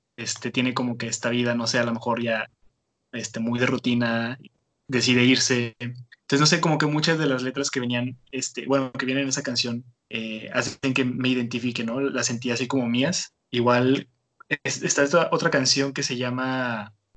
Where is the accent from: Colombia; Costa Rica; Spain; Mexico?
Mexico; Tijuana, Baja California; moved away as an adult; now in Monterrey, Mexico; yo soy originario de Tijuana, Entonces tengo aquí en Monterrey apenas como siete años